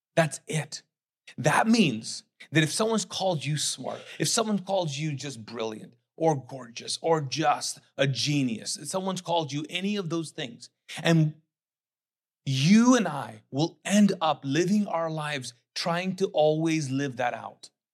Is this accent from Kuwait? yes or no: yes; Kuwait; English is a second language; also born or lived in Pakistan; now in United States; I grew up, uh, born and raised as a Muslim, conservative, Sunni Muslim, Pakistani living in Kuwait, okay? English was not my first language, not my second language